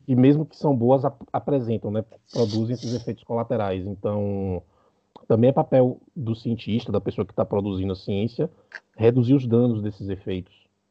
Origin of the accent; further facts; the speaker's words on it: Bahia, Brazil; now in Uruguay; eu sou da Bahia, mas estou morando agora no Uruguai